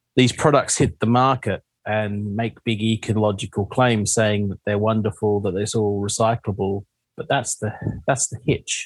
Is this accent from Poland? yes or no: no; Western Australia, Australia; moved away as an adult; now in United Kingdom; I'm from Western Australia